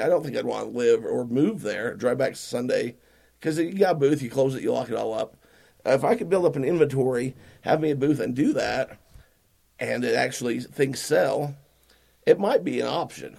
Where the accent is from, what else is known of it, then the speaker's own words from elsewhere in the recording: Utah, United States; we're from Utah.